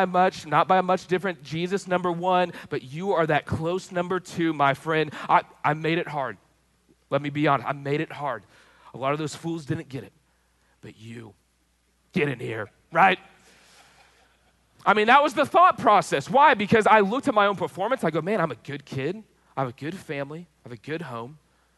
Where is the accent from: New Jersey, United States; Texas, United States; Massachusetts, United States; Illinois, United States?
Texas, United States; I grew up in Texas, so that's got to mean something.